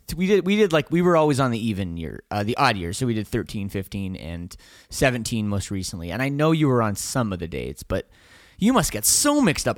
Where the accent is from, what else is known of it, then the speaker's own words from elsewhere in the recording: Canada; we're from Canada